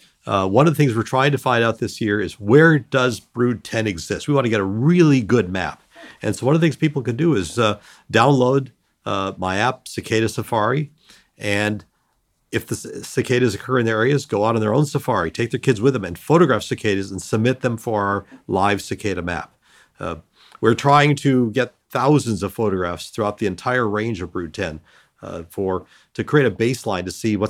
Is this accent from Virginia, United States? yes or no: no; North Dakota, United States; born there; also born or lived in Northern Illinois; I was born in 1953, but I was not born in time to even appreciate the cicadas, even as an infant. I was born in North Dakota, and your periodical cicadas don't occur there.